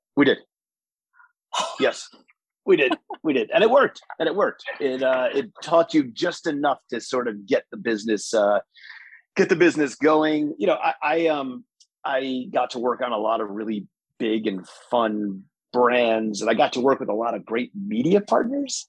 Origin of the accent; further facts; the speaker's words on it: Rockland County, New York, United States; I grew up in Rockland County, New York